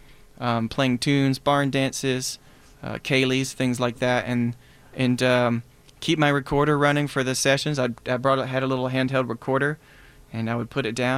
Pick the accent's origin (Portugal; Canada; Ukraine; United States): United States; Black Mountain, North Carolina; moved away as an adult; also born or lived in Berea, Kentucky; now in Chicago, United States; I'm from Black Mountain. Which is pretty close to Asheville.